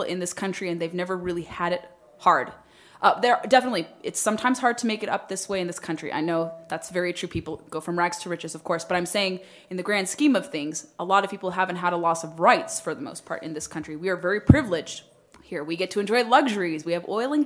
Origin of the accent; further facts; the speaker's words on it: United States; I was born in the United States